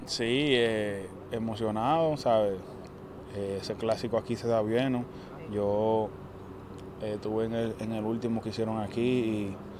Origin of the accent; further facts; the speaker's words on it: Dominican Republic; como dominicano